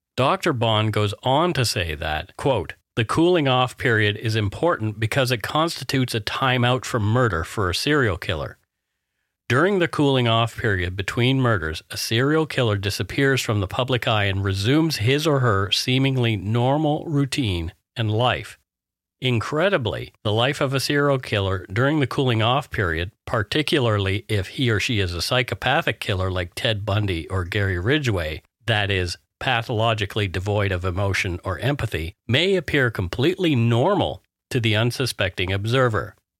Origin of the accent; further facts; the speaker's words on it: Canada; We are ordinary Canadian schmucks